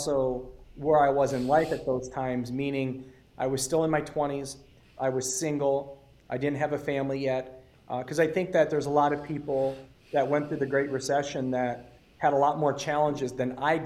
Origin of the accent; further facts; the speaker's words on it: Detroit, Michigan, United States; now in Arizona, United States; I come from Metro Detroit, and I was raised in South Detroit